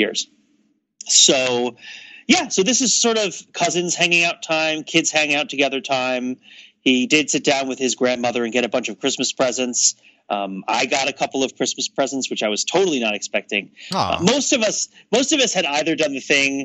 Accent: New Jersey, United States; moved away; I'm from New Jersey

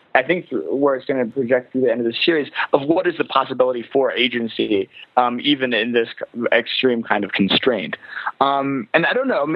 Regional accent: Lancaster County, Pennsylvania, United States; from Lancaster County, which is where where I'm from

